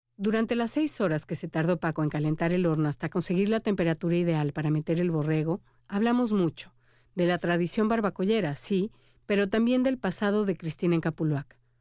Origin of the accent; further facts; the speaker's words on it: Mexico; moved away as an adult; now in Miami, United States; soy periodista y soy mexicana